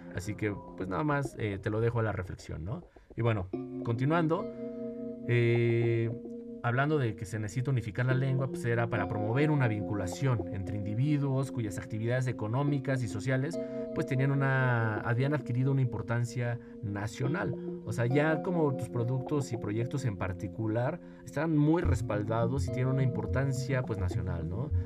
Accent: Mexico; en mi país, en mi caso, en México

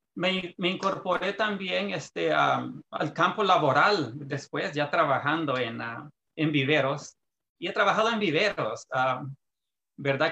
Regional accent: Santa Ana, El Salvador; moved away as an adult; now in California, United States; yo soy salvadoreño, ah, nací en un departamento que se llama Santa Ana, este, ah, por haber nacido en el campo, estuve siempre en contacto con la agricultura

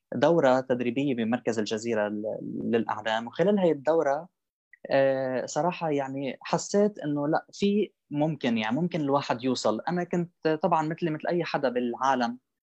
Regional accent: Sidon, South Governorate, Lebanon; moved away as an adult; also born or lived in Palestine (ancestry); now in São Paulo, Brazil; انا فلسطيني صح ولبناني كمان

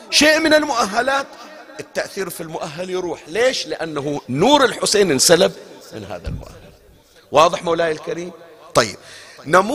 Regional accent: Bahrain; عندنا بالبحرين هذا الآن ما موجود خلص بعد هالسنين راح احنا لحقنا عليه في أواخره

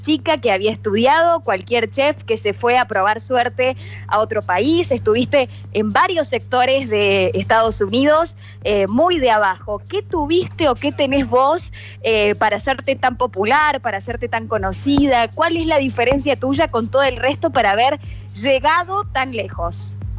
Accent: Alta Gracia, Córdoba, Argentina; Las dos somos de Altagracia

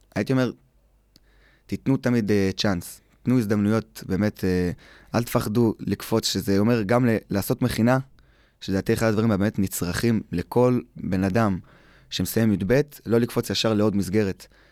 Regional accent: Eli, West Bank, Israel

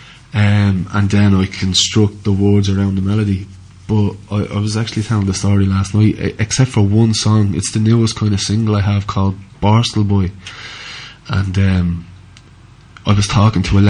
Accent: Dublin, Leinster, Ireland; moved away as an adult; now in County Clare, Ireland; I grew up on the fringes of Dublin.

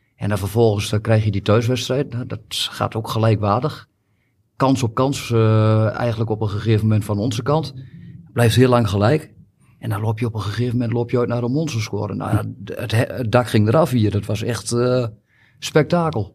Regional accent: Almelo, Overijssel, Netherlands; ik ben 50 jaar, geboren en getogen in Almelo.

